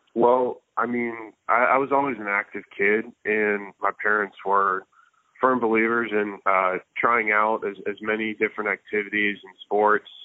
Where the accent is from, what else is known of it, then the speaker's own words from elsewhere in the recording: Tampa, Florida, United States; I grew up in Tampa, Florida